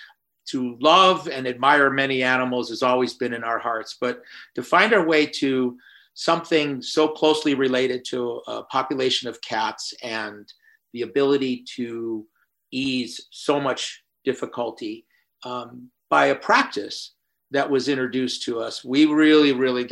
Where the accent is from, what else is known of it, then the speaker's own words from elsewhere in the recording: Midwest, United States; born there; also born or lived in Florida; We didn't see that many cats back in the Midwest where I was born and off in Florida.